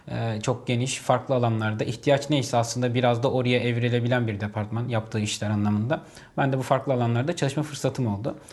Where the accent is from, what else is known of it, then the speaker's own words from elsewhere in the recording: Hatay, Turkey; ben e, memleketimden ötürü Hataylıyım